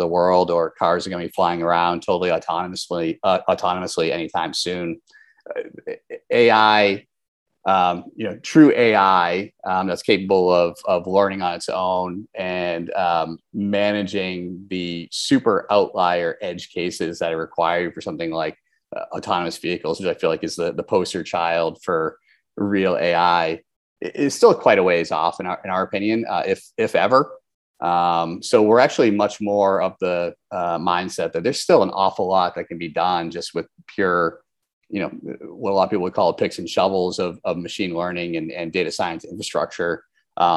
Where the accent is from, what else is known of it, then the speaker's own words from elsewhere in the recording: Boston, Massachusetts, United States; I grew up in Boston